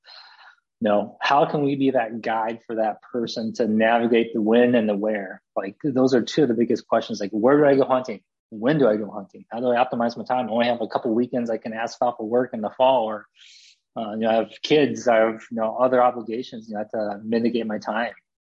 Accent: Michigan, United States; born or raised there; also born or lived in South Korea

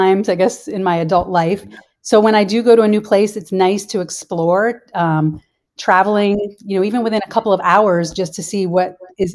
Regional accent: New Jersey, United States; moved away as an adult; also born or lived in Columbus, Ohio / South Carolina; now in Florida, United States; I grew up in New Jersey

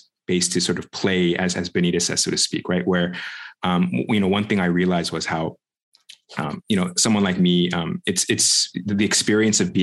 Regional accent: United States; Korean American, born and raised in the States, so pure second generation

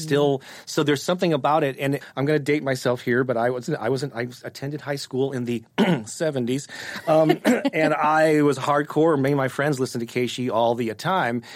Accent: St. Louis, Missouri, United States; I was born and raised in Saint Louis and grew up on Casey

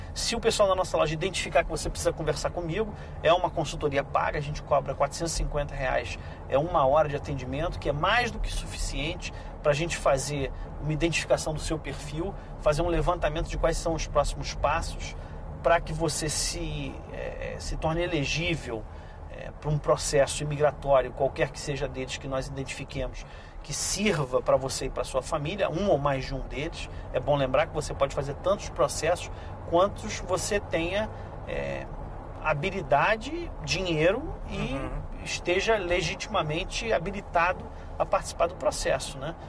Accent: Brazil; now in Canada; eu, como brasileiro

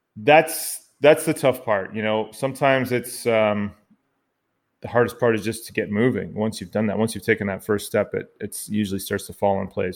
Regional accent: Canada; also born or lived in Ottawa, Ontario, Canada; I'm the Canadian half of this dynamic podcasting duo

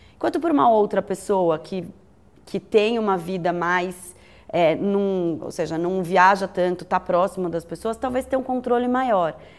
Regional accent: São Paulo, Brazil; eu sou paulistana

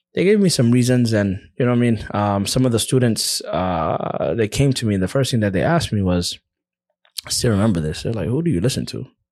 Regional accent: United States; moved away as an adult; now in Egypt; I'm from America.

